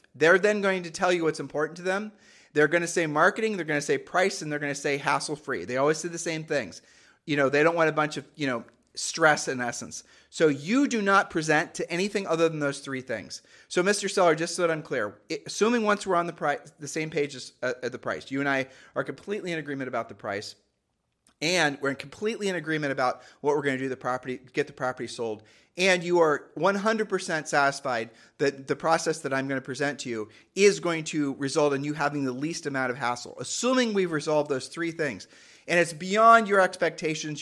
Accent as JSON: {"language": "English", "region": "Ohio", "country": "United States", "said": "we're from Ohio"}